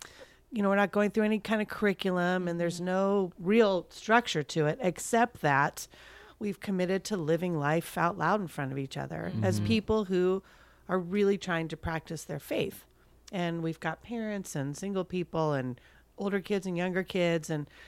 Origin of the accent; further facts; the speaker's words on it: Thousand Oaks, California, United States; They did training camp where I grew up in Thousand